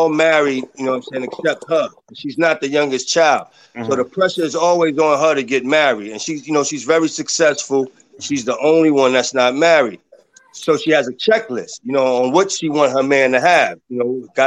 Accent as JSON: {"language": "English", "town": "New York City", "region": "New York", "country": "United States", "tie": "born or raised there", "said": "I grew up in the South Bronx, so I'm half Puerto Rican and half black."}